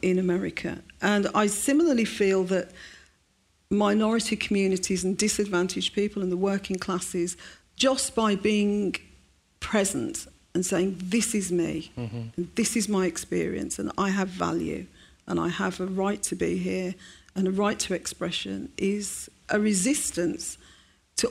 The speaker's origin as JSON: {"language": "English", "town": "Birmingham", "region": "West Midlands", "country": "United Kingdom", "tie": "born or raised there", "said": "the day after the pub bombings, I went to school, and my bus was diverted around the city centre"}